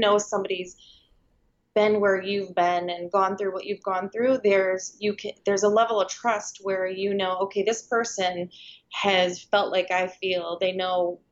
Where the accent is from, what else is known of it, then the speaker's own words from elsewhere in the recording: Michigan, United States; moved away as an adult; now in Clearwater, United States; I am actually from Michigan